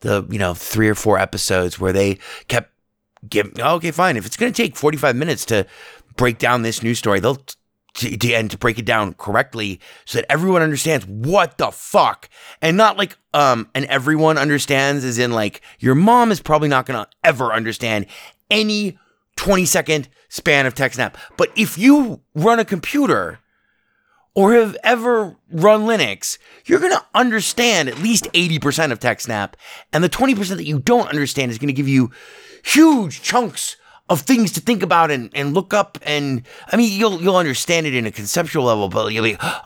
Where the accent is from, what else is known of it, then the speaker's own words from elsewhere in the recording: Las Vegas, Nevada, United States; I grew up in Vegas, and Vegas was a small town.